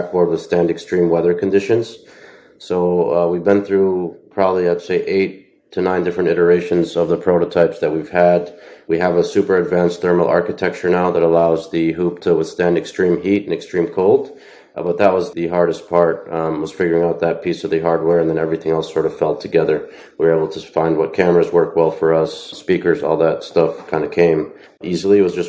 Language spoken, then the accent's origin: English; Milwaukee, Wisconsin, United States; moved away as an adult; also born or lived in Jordan / California; now in Miami, United States; born and raised in Milwaukee, Wisconsin with Paul. I'm originally Palestinian. Been back and forth between Jordan and Wisconsin most of my young life.